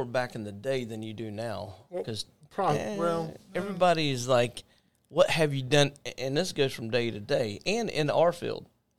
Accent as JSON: {"language": "English", "town": "Jacksonville", "region": "Florida", "country": "United States", "said": "We're from Jacksonville."}